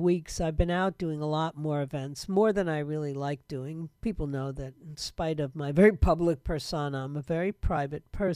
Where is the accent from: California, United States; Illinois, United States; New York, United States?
New York, United States; New York City; I was born and raised in New York City.